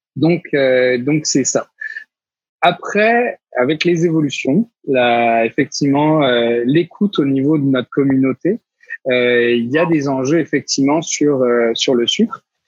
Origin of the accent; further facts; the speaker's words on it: France; moved away as an adult; now in Quebec, Canada; à 6000 km de ma terre natale